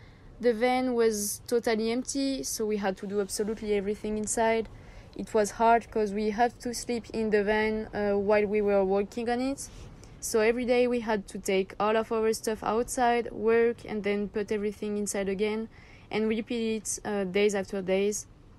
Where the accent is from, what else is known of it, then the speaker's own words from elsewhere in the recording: France; English is a second language; moved away as an adult; now in Australia; I'm 23. We are living with Max full-time in our Sprinter in Australia. We are both from France, as you can hear